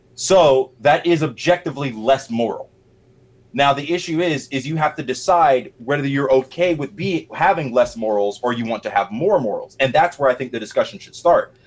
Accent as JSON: {"language": "English", "region": "Middle Georgia", "country": "United States", "tie": "born or raised there", "also_born_or_lived": "Atlanta metro area, Georgia", "moved": "as an adult", "lives_now": "Atlanta, United States", "said": "I'm from Middle Georgia, so not North. I live in North Georgia now, Atlanta metro area"}